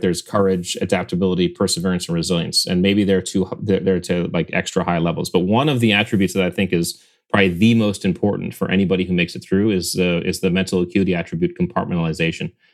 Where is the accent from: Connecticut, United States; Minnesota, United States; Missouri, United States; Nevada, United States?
Connecticut, United States; we grew up in Connecticut on the, on Long Island Sound